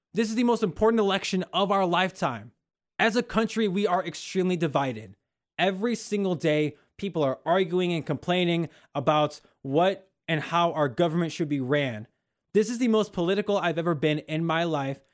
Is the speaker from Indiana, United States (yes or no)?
yes; Northwest Indiana, United States; also born or lived in Oklahoma; I'm from Northwest Indiana